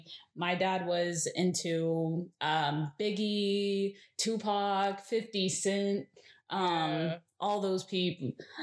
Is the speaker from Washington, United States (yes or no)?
no; Dallas area, Texas, United States; I'm originally from the Dallas area, suburb, not city.